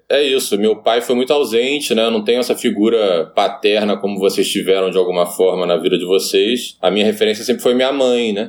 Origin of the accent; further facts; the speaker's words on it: Niterói, Rio de Janeiro, Brazil; eu sou de Niterói, né? A cidade vizinha do Rio.